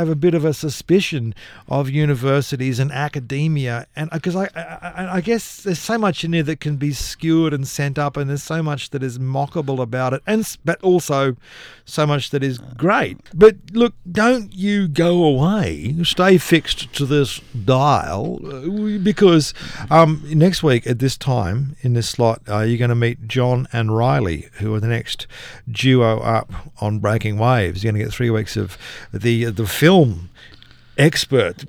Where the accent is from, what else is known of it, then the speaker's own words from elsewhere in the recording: Nowra, New South Wales, Australia; I grew up in Nowra